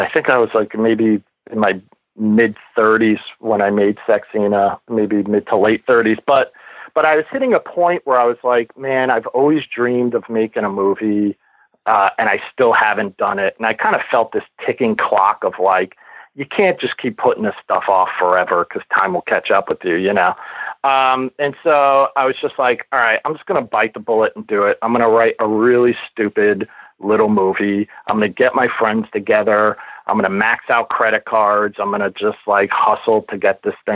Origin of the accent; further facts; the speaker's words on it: New York City, New York, United States; growing up in New York City, I grew up at the tail end of what they would call grindhouses on 42nd Street